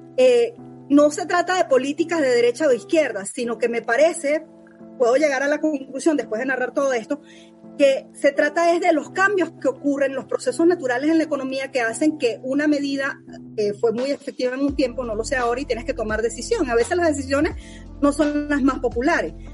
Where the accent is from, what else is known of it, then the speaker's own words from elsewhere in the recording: Venezuela; moved away; soy venezolana